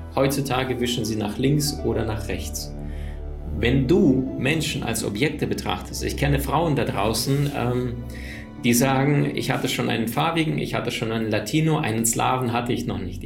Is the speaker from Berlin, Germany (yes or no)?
yes; Berlin, Germany; now in Cologne, Germany; ich bin in Berlin aufgewachsen und dann bin ich nach Köln gezogen.